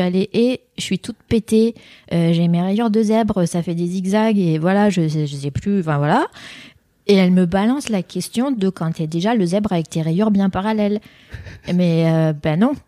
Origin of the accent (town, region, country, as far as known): France; born or raised there; first language French; moved away as an adult